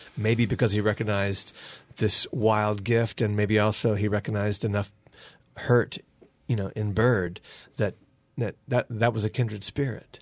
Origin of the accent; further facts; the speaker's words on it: North Carolina, United States; moved away; also born or lived in Akron, Ohio / Georgia; we lived in Akron, Ohio or near there when we first discovered Richard, but we're from North Carolina